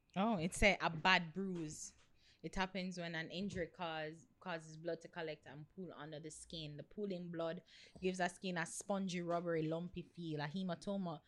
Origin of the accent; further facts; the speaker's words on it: Portland Parish, Jamaica; I come from Portland